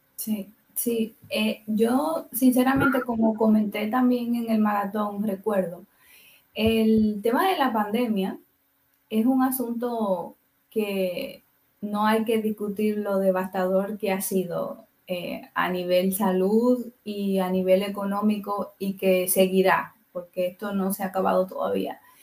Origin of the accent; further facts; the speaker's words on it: Dominican Republic; moved away; yo soy de República Dominicana de origen